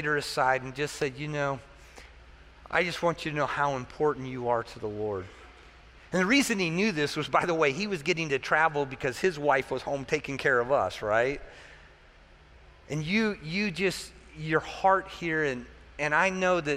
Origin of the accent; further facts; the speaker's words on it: United States; as an American, you know, our American mindset